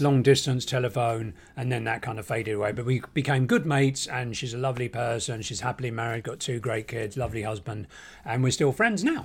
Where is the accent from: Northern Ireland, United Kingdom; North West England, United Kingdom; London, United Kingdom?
London, United Kingdom; Barnet; moved away as an adult; now in Los Angeles, United States; coming here as an Englishman from the small town of Barnet